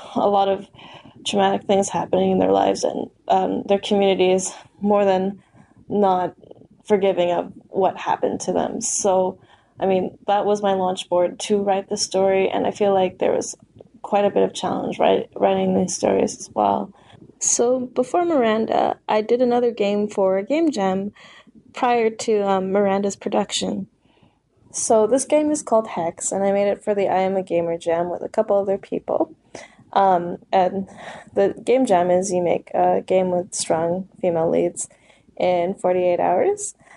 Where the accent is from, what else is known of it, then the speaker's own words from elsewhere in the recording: Vancouver, British Columbia, Canada; I'm from Vancouver.